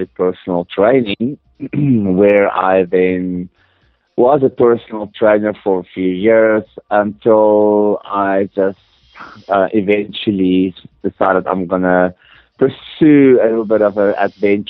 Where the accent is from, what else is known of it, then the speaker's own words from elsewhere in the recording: South Africa; also born or lived in Johannesburg, South Africa; I actually grew up in a small, small desert town in the middle of nowhere in Africa